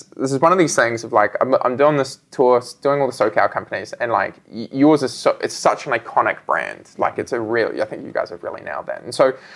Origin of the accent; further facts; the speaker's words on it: New Zealand; I'm from New Zealand